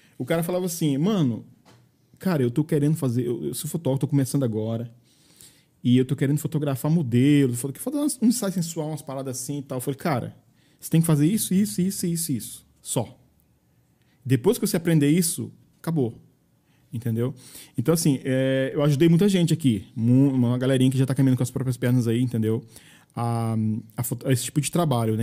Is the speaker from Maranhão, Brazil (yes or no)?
yes; Maranhão, Brazil; moved away as an adult; now in Caldas Novas, Brazil; Eu sou maranhense